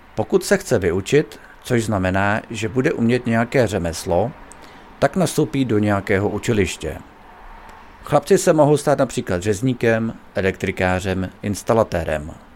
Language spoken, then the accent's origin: Czech; Bohemia, Czechia; U nás v Čechách